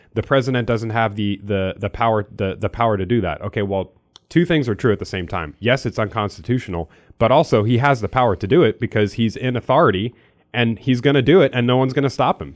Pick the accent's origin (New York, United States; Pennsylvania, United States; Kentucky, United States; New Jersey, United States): Pennsylvania, United States; now in Missouri, United States; I'm from Pennsylvania, I don't live there anymore